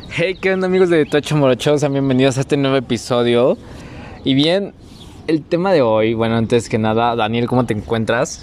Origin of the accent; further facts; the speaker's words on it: Mexico; ¿Cómo somos los mexicanos?